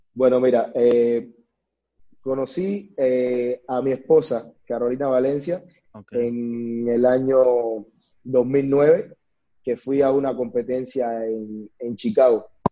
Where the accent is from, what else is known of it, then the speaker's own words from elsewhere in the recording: Cuba; moved away as an adult; now in Mexico; nací en Cuba, eh, donde inicié mi, mi, carrera profesional. Desde muy pequeño, inicié a la edad de los 10 años.